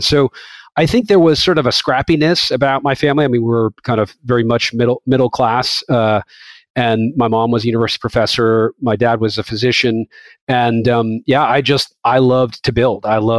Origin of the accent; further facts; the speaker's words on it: Massachusetts, United States; So yeah, I grew up just outside of Boston. I was ninth kid out of 10 in a big family, Irish Catholic, no TV.